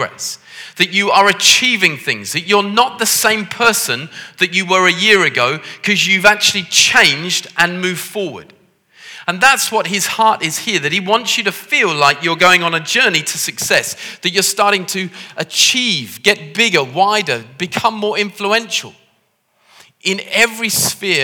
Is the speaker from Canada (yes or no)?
no; Liverpool, North West England, United Kingdom; As you can tell from the way that I talk with my posh accent, I come from Liverpool